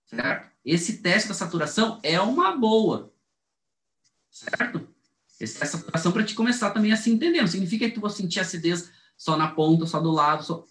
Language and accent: Portuguese; Brazil